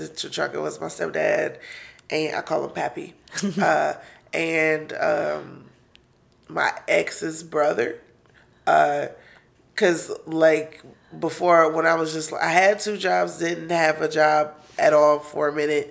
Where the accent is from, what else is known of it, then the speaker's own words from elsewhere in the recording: Detroit, Michigan, United States; also born or lived in San Antonio, Texas; I was born in Detroit, and then for preschool, I was in San Antonio